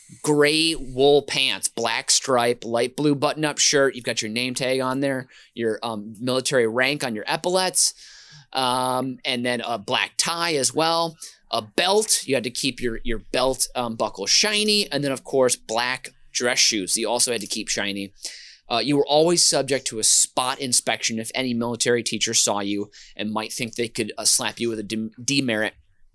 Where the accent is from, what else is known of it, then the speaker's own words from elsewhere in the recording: Minnesota, United States; I grew up in Minnesota mainly.